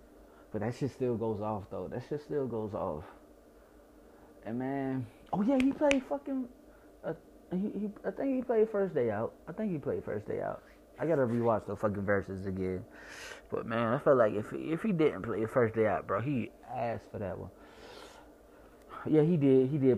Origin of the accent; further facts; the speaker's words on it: Chicago, Illinois, United States; accent: Chicago; My accent from Chicago is shitty in general.